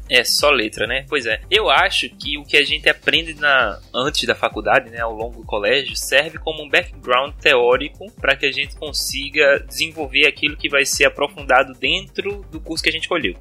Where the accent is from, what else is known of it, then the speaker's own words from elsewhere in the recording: Recife, Pernambuco, Brazil; como bom recifense